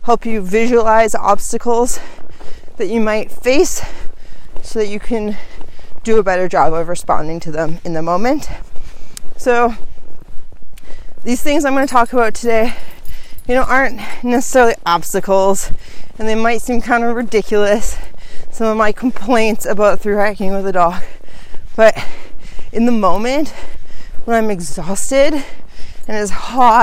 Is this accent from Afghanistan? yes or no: no; Canada; being Canadian, I wasn't very clear on the regulations down here in the United States, and back home in Canada